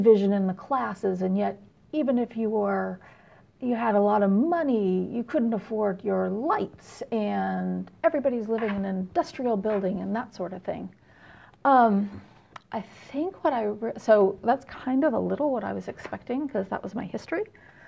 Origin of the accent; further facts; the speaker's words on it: San Jose, California, United States; now in Houston, United States; I'm originally from Northern California. I grew up in San Jose